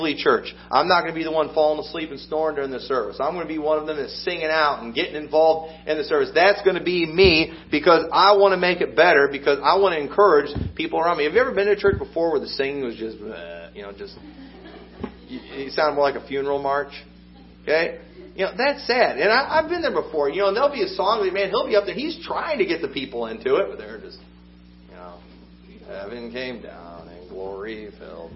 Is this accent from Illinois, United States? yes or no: yes; Illinois, United States; I'm from Illinois